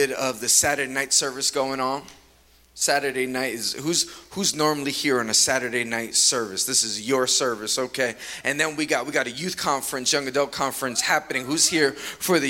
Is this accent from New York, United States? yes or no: yes; New York City, New York, United States; I'm from Queens, New York